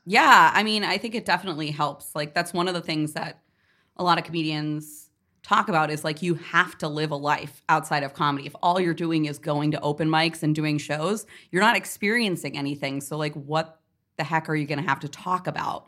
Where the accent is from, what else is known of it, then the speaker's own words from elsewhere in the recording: Northeast Kingdom, Vermont, United States; moved away; also born or lived in New York; I grew up in the Northeast Kingdom